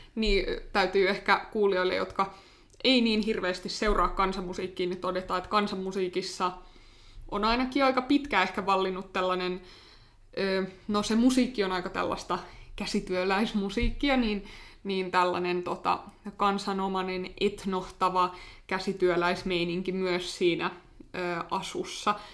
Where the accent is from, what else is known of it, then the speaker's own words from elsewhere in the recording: Finland; mä oon Suomesta, mä soitan klarinettia